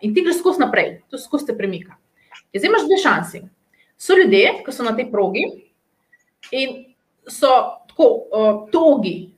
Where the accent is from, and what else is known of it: Slovenia